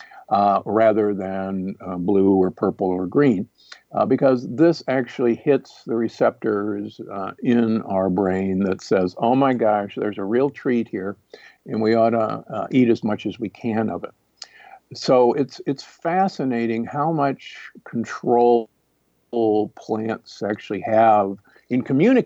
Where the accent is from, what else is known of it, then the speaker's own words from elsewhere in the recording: Midwest, United States; growing up in the Midwest